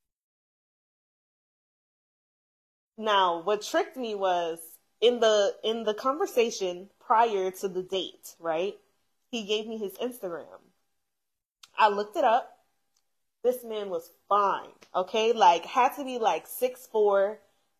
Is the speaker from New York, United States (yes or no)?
yes; New York, United States; I'm from New York.